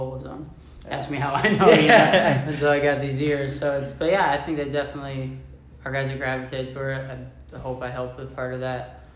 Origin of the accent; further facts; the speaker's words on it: Germantown, Wisconsin, United States; Germantown, Wisconsin